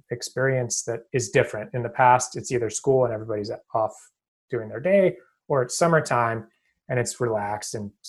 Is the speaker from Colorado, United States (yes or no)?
no; Portland, Oregon, United States; moved away as an adult; also born or lived in Boston area; now in Boston, United States; I'm out here in the Boston area. I'm from Portland, Oregon.